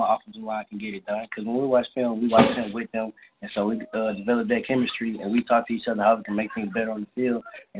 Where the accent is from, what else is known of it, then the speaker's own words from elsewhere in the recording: Houston, Texas, United States; also born or lived in Crosby, Texas; I went to school in Crosby, but I'm originally from Houston.